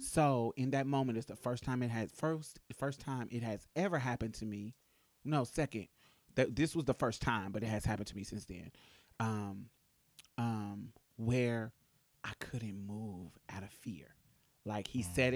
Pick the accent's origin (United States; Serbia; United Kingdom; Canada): United States; Boston, Massachusetts; I grew up in Boston too